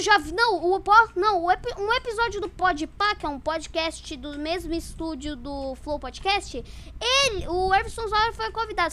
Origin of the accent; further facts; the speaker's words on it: Santa Catarina, Brazil; Eu sou de Santa Catarina